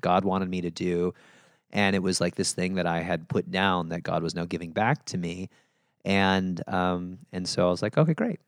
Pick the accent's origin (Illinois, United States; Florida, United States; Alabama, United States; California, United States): Illinois, United States; Chicago; moved away; grew up just outside of Chicago in the suburbs